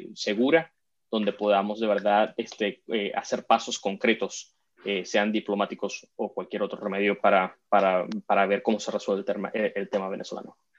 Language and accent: Spanish; South Florida, United States; en el sur de la Florida, de donde yo crecí